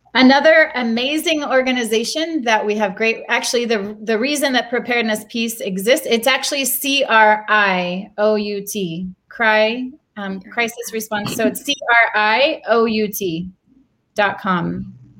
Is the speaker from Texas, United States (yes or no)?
yes; Texas, United States; moved away as an adult; also born or lived in Haiti; now in Jerusalem, Israel; I come from Texas